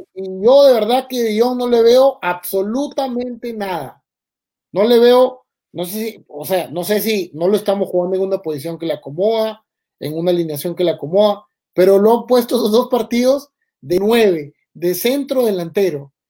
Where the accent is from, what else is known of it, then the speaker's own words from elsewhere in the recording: Peru; como peruano